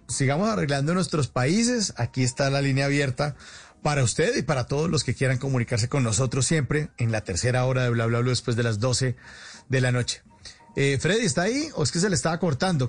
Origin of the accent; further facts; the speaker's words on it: Colombia; como colombiano